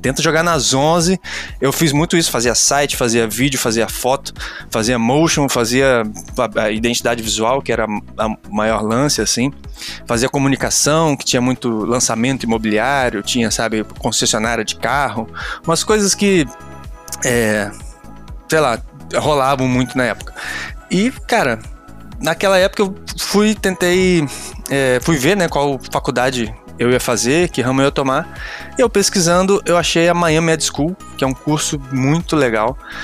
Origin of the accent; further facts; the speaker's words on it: Rio de Janeiro, Brazil; also born or lived in Campos dos Goytacazes; now in Niterói, Brazil; sou do Rio de Janeiro. É, nasci em Campos, que é uma cidade do interior, mas morei no Rio de Janeiro durante muitos, muitos anos, acho que uns 10 anos.